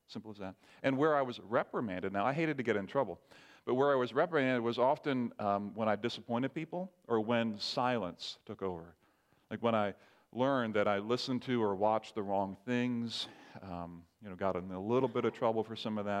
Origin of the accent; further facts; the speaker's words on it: Barbados; I remember growing up in the Caribbean, parents were missionaries, and some of you know that, grew up in Barbados. We had what was called a sword drill at church in Barbados.